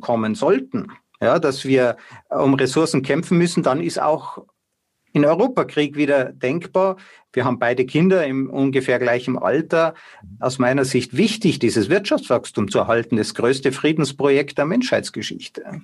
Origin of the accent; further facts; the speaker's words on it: Austria; bei uns in Österreich